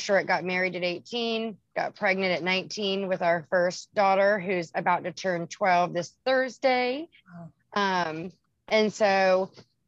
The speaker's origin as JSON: {"language": "English", "town": "Charleston", "region": "South Carolina", "country": "United States", "said": "I'm from South Carolina, Charleston, South Carolina."}